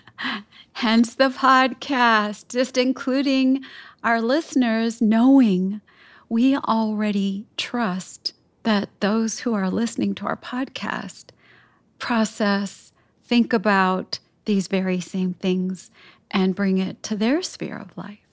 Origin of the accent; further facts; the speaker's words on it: Chicago, Illinois, United States; parts of my city here, uh, where I grew up in Chicago